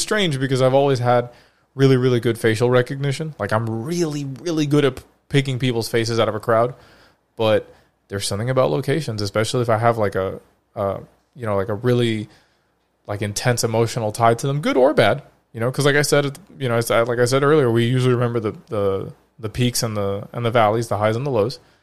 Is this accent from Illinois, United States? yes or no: no; Florida, United States; Florida, my home state.